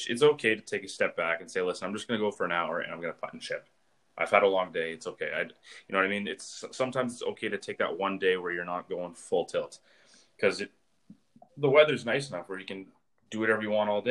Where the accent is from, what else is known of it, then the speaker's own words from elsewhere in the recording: Saskatchewan, Canada; I'm from Saskatchewan